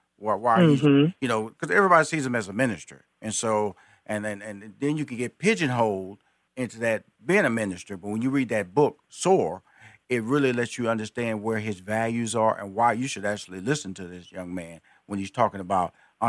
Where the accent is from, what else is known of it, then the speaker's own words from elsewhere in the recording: Texas, United States; I'm a Texan, so she's a Texan, so you know, got a little love there.